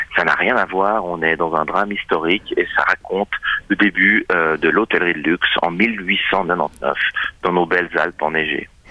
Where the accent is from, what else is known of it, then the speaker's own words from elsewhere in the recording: Châtel-Saint-Denis, Fribourg, Switzerland; j'ai euh, grandi à la campagne. Euh, je viens de Châtel-Saint-Denis dans le canton de Fribourg.